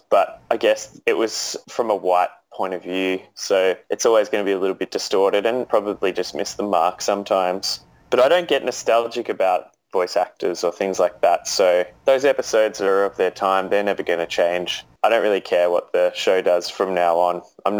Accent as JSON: {"language": "English", "country": "Australia"}